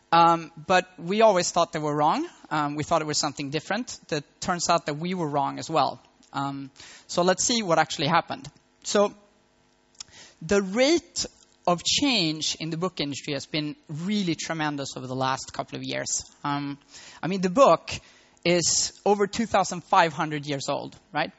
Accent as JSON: {"language": "English", "town": "Malmö", "region": "Skåne", "country": "Sweden", "tie": "born or raised there", "moved": "as an adult", "lives_now": "Berlin, Germany", "said": "it's my hometown and I was raised in Malmo"}